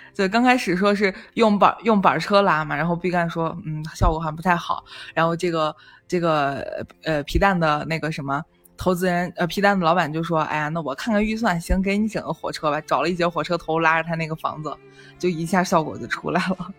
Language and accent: Chinese; Northwest China, China; 我们是西北人